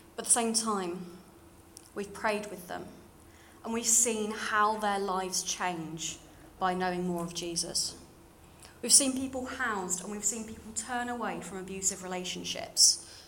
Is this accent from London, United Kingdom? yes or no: yes; London, United Kingdom; accent: slightly RP; moved away; you can probably tell from my slightly RP voice. Uh, I grew up in London